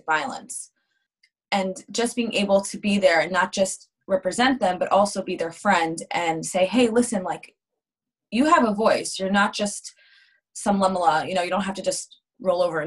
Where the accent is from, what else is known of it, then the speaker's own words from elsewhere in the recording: Montclair, New Jersey, United States; I grew up in Montclair, New Jersey, which is the other side of New Jersey.